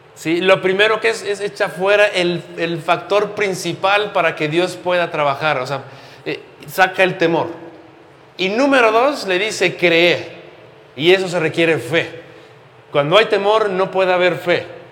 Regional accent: Mexico; como buenos eh, mexicanos crecimos en una cultura completamente religiosa

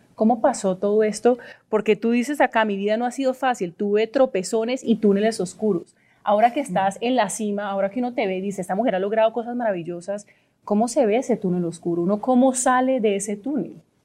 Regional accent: Colombia; yo realmente lo siento como colombiana

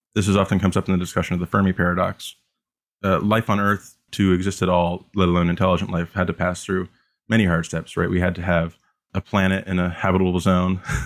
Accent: Canada; as a Canadian

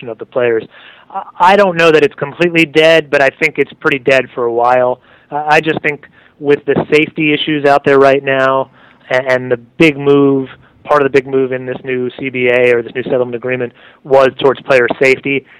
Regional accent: New York, United States; I'm a New Yorker

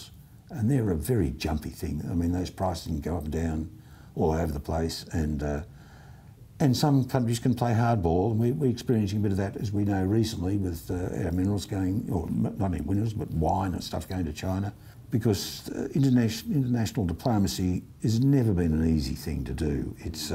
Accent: Australia

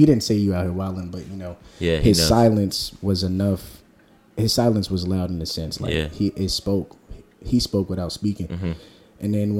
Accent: Beverly, United States; growing up in Beverly

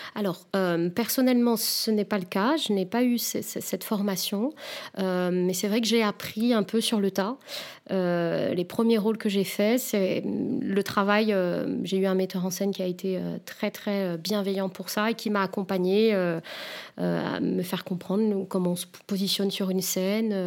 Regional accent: Réunion; moved away; je viens de l'île de la Réunion, où en fait, euh, justement, les clichés étaient assez présents

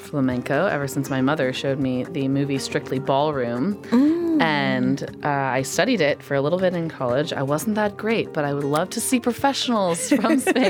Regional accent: California, United States; growing up in California

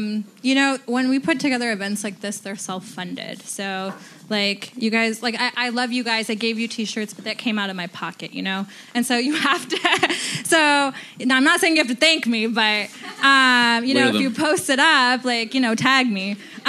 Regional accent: Bronx, New York, United States; I'm from the Bronx.

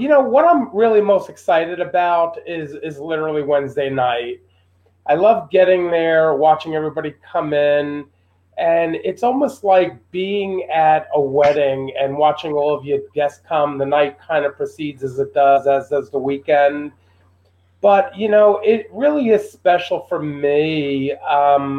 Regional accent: New York City, New York, United States; I was from Brooklyn

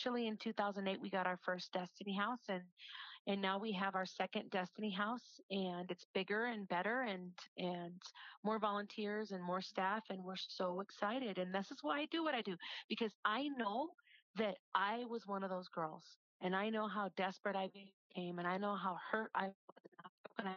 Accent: United States; moved away as an adult; also born or lived in Hawaii / Las Vegas; I was a girl that was born and raised in Wisconsin, Minnesota.

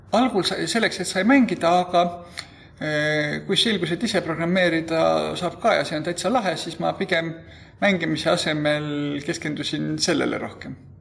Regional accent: Tartu, Tartu County, Estonia; meil oli põhikoolis niisugune vene keele õpetaja, kellega pidi õppima, nii et mul tõenäoliselt oli üsna normaalne vene keele oskus selle vanuse kohta. Tartu kaheteistkümnendas keskkoolis

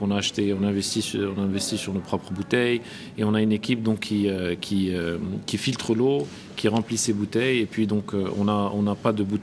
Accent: Marrakesh, Marrakesh-Safi, Morocco; moved away as an adult; also born or lived in Rabat; oui je suis euh, marocain, donc euh, bon, je suis né au Maroc, à Rabat. J'ai fait mes études à Marrakech, donc au lycée Victor Hugo.

